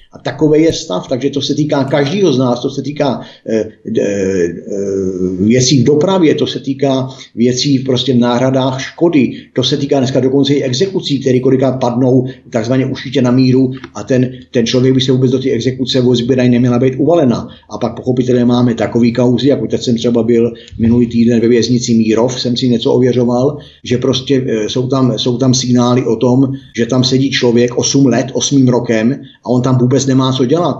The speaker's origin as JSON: {"language": "Czech", "town": "Mělník", "region": "Central Bohemian Region", "country": "Czechia", "said": "já jsem sice z Mělníka"}